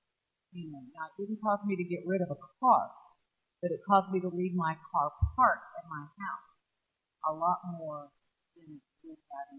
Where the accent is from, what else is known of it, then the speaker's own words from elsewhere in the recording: Southeast, United States; now in Oklahoma, United States; You know, we are not, I am from the Southeast. You know, where towns are built around if horse and buggy or walking or something.